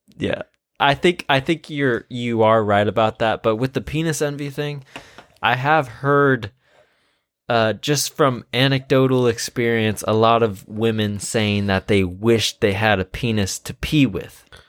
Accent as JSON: {"language": "English", "region": "Washington", "country": "United States", "said": "we're from Washington"}